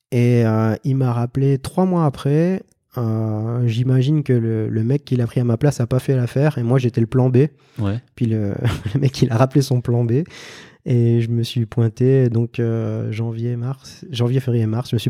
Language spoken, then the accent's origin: French; Thionville, Grand Est, France; moved away as an adult; also born or lived in Valais, Switzerland; now in Switzerland; je suis originaire de Thionville, et puis euh, donc j'ai été embauché en Suisse, euh, dans la région du Valais